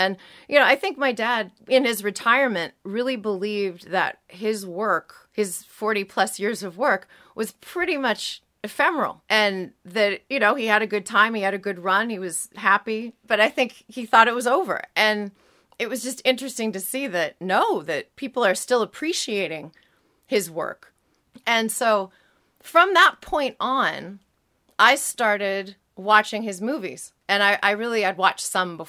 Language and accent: English; San Diego, California, United States; I grew up here in San Diego. I went to UCSD.